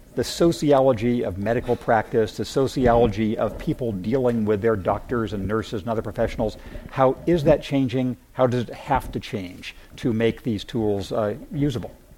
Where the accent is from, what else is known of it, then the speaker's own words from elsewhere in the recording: Redlands, California, United States; moved away; I grew up in the Redlands